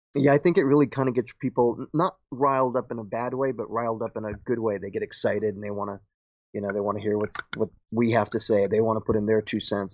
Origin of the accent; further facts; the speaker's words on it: Paterson, New Jersey, United States; I was born and raised in Patterson